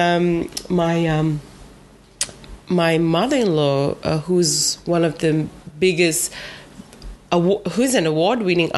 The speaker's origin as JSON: {"language": "English", "area": "Vivia, Lau Islands", "region": "Eastern Division", "country": "Fiji", "said": "I'm from Vivia"}